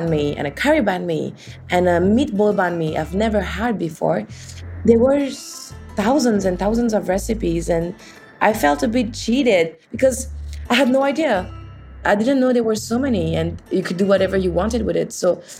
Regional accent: Orléans, Centre-Val de Loire, France; born or raised there; English is a second language; now in Paris, France

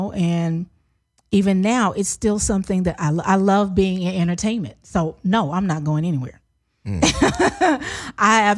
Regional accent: Memphis, Tennessee, United States; moved away as an adult; also born or lived in Philadelphia / New York; now in Los Angeles, United States; Born and raised from Memphis, Tennessee.

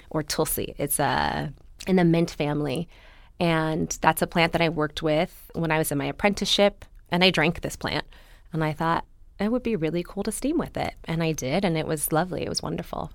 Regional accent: Los Angeles, California, United States; also born or lived in Berkeley; I grew up here

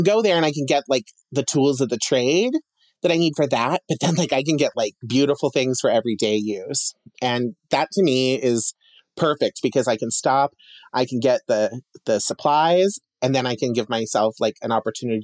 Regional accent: Emmett, Idaho, United States; now in Boise, United States; growing up in Emmett

